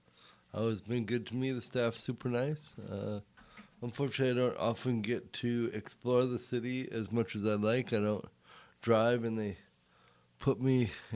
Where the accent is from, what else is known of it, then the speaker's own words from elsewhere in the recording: Cameroon; born there; Yeah, I was born in Africa, yeah.